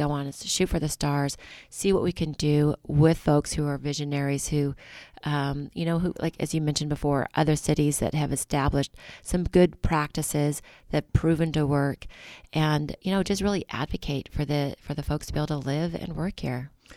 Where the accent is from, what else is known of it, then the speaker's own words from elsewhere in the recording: Napa, California, United States; I'm a girl from Napa that's rooted in this community